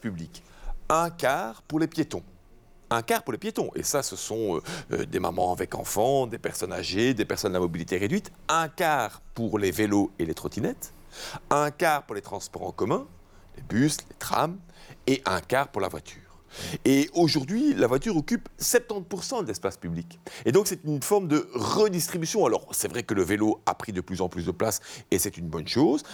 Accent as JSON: {"language": "French", "town": "Charleroi", "region": "Wallonia", "country": "Belgium", "said": "je viens de Charleroi"}